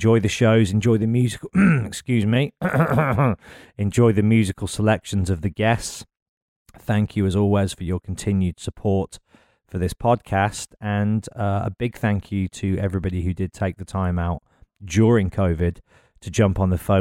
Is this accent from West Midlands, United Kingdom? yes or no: yes; Birmingham, West Midlands, United Kingdom; born or raised there